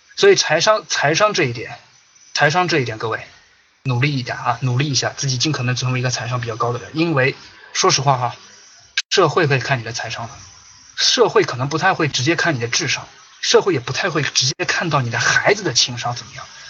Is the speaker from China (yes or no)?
yes; China; 这三种伤是我们中国人早就接受了